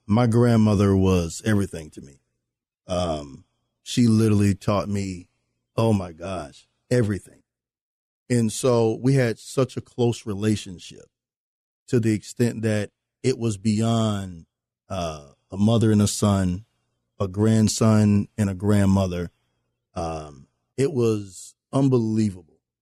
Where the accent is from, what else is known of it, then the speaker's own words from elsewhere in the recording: New Orleans, Louisiana, United States; those of us that are from New Orleans